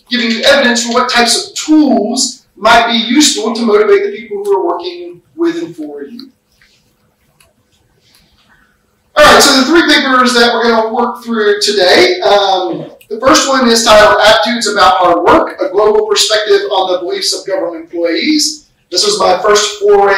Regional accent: United States; The way that I view things as an American

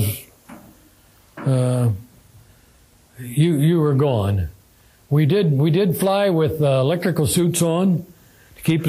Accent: Midwest, United States; I was from the Midwest, get back to the Midwest

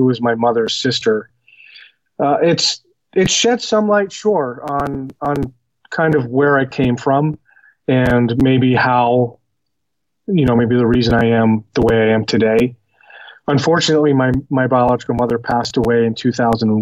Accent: Boston, Massachusetts, United States; now in Denver, United States; I was born in Boston, Massachusetts. I was adopted by my family, when I was an infant, and, grew up in a suburb of Boston

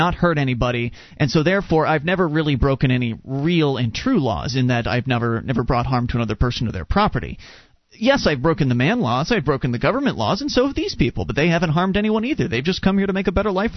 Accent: United States; I'm an American. I was born and raised here

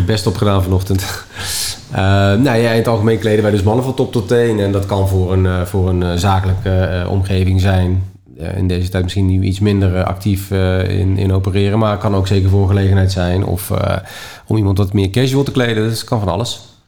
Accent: Netherlands; We blijven nuchtere Hollanders

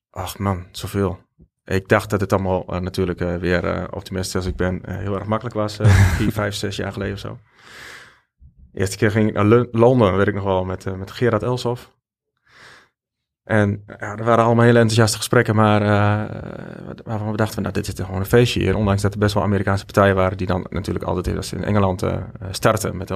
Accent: Belgium; En ja, als Belg toch wel wat klanten kreeg.

